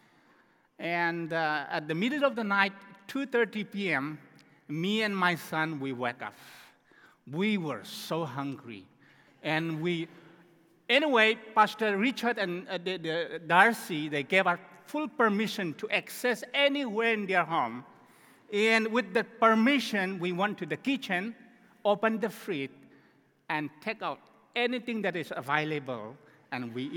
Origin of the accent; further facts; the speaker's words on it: Myanmar; We came from Myanmar, the country called Burma, formerly known as Burma